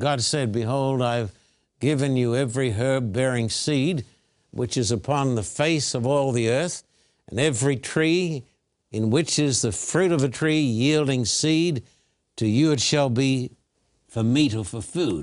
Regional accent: Australia; I was born and bred in Australia

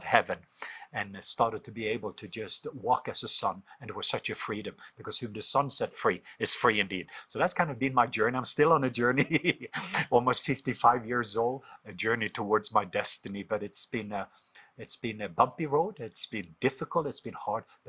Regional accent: Norway; moved away; I grew up in Norway, was raised in Norway

